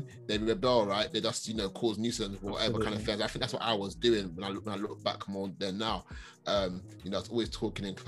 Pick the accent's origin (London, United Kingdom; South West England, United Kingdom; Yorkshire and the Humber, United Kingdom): London, United Kingdom; also born or lived in Catford, Lewisham, London; I grew up in Hackney, that Premier Estate, rough ends